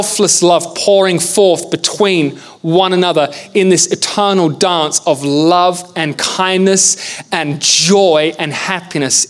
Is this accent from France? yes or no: no; England, United Kingdom; I'm from England.